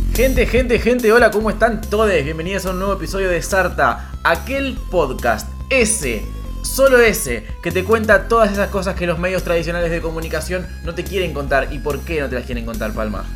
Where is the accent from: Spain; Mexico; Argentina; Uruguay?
Argentina; Rafaela, Santa Fe; mi ciudad natal, Rafaela